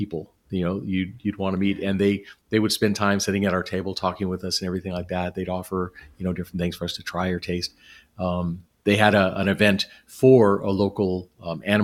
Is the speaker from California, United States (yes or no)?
yes; Southern California, United States; moved away; I grew up in Southern California, so I'm used to the weather and everything down there